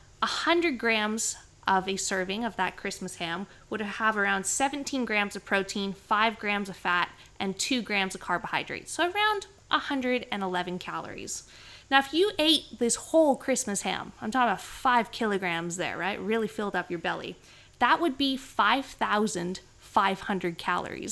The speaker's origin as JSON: {"language": "English", "country": "Canada", "tie": "born or raised there", "moved": "yes", "said": "growing up in Canada"}